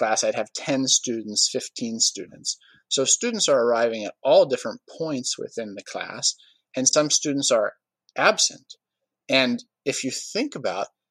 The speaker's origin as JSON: {"language": "English", "town": "Washington", "region": "District of Columbia", "country": "United States", "tie": "born or raised there", "said": "I'm originally from Washington, D.C. I grew up about a mile from the Capitol building"}